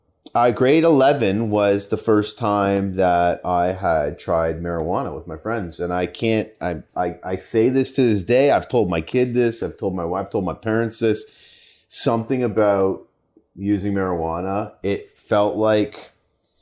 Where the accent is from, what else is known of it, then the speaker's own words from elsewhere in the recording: Mississauga, Ontario, Canada; also born or lived in Calgary; And then age 5, ended up Mississauga